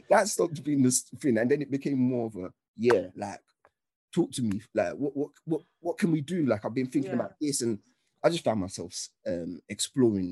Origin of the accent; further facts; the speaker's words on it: United Kingdom; also born or lived in Nigeria; being British but also being Nige